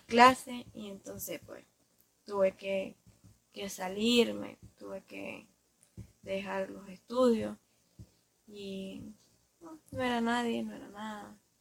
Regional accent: Ciudad Sandino, Managua, Nicaragua; soy de Ciudad Sanino

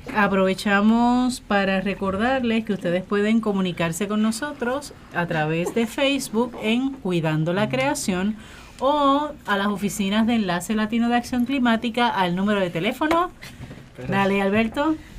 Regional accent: Puerto Rico; nuestra realidad como pueblo puertorriqueño

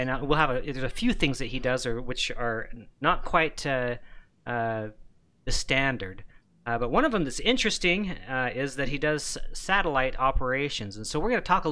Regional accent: Wyoming, United States; moved away; up in Wyoming in my hometown

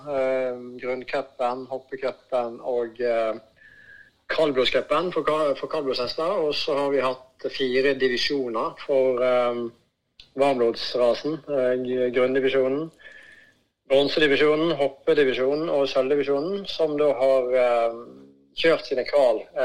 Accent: Voss, Vestland, Norway; also born or lived in Bergen; fra den tida jeg vokste opp og jeg er jo fra Vårstø

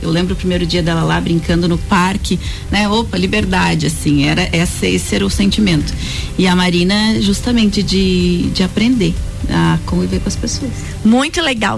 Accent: Lages, Santa Catarina, Brazil; moved away as an adult; nós somos aqui de Lages. Eu estudei no Santa Rosa

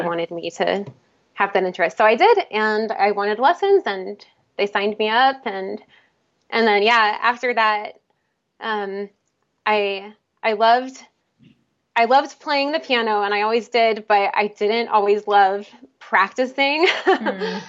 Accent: outside Philadelphia, Pennsylvania, United States; moved away as an adult; also born or lived in Salem, Oregon / Illinois; now in Portland, United States; I was actually born in Salem, Oregon, but I grew up in Pennsylvania, a little bit outside of Philadelphia

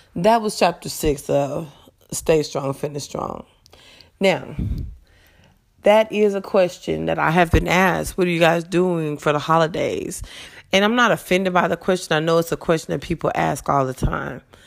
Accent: Las Vegas, Nevada, United States; moved away as an adult; also born or lived in California; now in Texas, United States; I am a native of Las Vegas, well, of California, but I grew up in Las Vegas, Nevada.

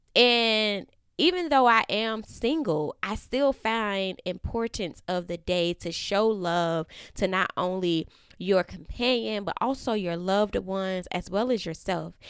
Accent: Florida, United States; now in Atlanta, United States; I am from Florida

